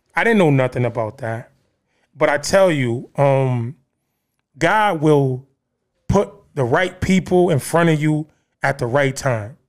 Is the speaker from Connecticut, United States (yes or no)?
yes; Bridgeport, Connecticut, United States; I grew up in Trumbull Gardens, the Terrace. uh, one of the, um, high crime, uh, places in Bridgeport.